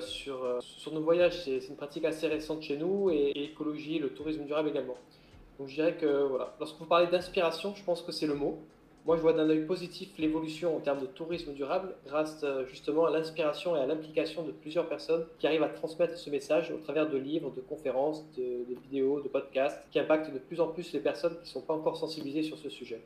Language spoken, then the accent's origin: French; Corsica, France; moved away as an adult; also born or lived in French Guiana; moi j'ai grandi en Corse avant de partir à l'âge de 19 ans sur le continent pour travailler en tant que marin, puis gendarme maritime